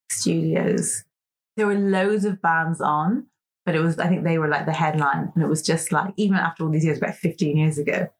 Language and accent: English; Ireland; also born or lived in Atlanta, Georgia, United States; I was born in Ireland, but then we like moved to Atlanta and I spent the first few years of my life there and then moved back to Ireland when I was like four.